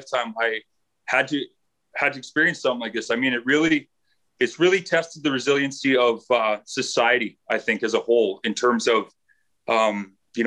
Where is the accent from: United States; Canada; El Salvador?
Canada; Manitoba; moved away; I'm originally from Manitoba